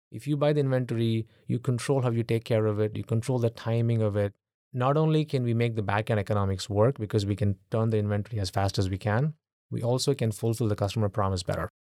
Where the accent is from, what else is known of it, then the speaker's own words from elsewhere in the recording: India; moved away as an adult; now in United States; I grew up in, in India in the eighties